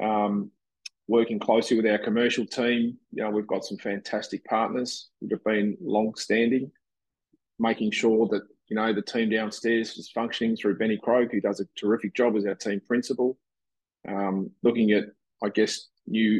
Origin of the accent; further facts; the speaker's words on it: Tasmania, Australia; moved away; also born or lived in Brisbane; I grew up in Tassie